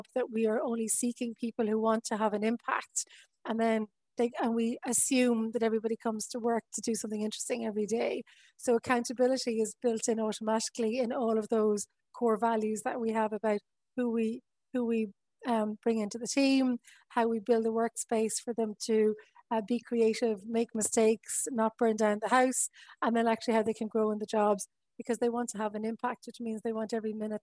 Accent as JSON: {"language": "English", "town": "Wexford", "region": "Leinster", "country": "Ireland", "moved": "yes", "lives_now": "Westport, Ireland", "said": "I'm from Wexford"}